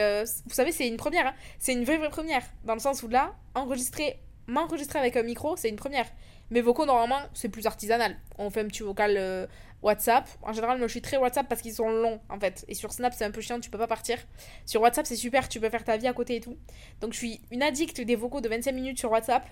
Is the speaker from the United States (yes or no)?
no; France; moved away as an adult; also born or lived in London, United Kingdom; now in Dubai, United Arab Emirates; j'ai quitté la France en 2021